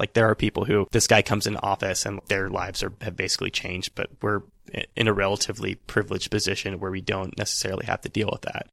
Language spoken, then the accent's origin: English; Northern California, United States; moved away; We're both from Northern California